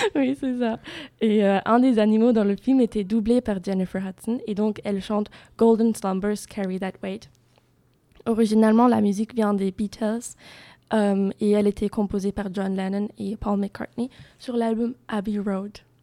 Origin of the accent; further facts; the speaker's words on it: Germany; French is a second language; moved away as an adult; now in Bordeaux, France; Et en Allemagne, je viens de l'Allemagne